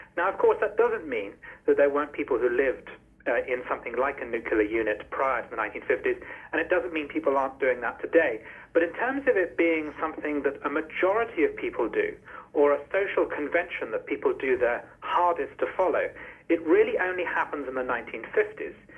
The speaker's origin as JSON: {"language": "English", "country": "United Kingdom", "said": "as a British person"}